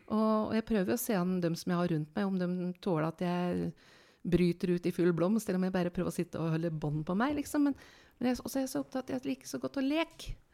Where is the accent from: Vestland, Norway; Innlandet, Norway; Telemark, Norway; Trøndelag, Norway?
Innlandet, Norway; Lillehammer; born there; Ja, jeg snakker litt annerledes, for jeg er født på Lillehammer